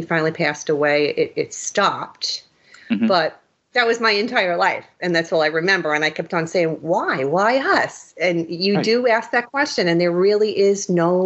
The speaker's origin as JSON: {"language": "English", "town": "New York City", "region": "New York", "country": "United States", "tie": "born or raised there", "also_born_or_lived": "Austria (ancestry)", "said": "they decided to buy a home in the Bronx in a little area called Throgs Neck"}